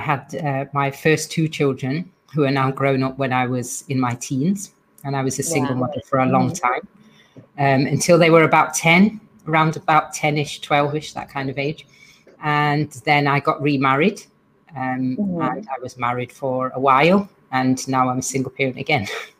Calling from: England, United Kingdom; I'm joining from England today, and my podcast is all about wellbeing and education.

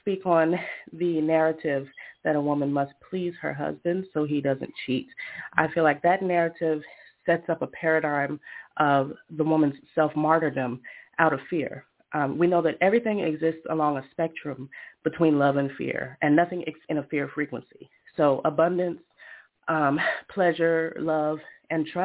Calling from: Rhode Island, United States; I'm calling from Rhode Island

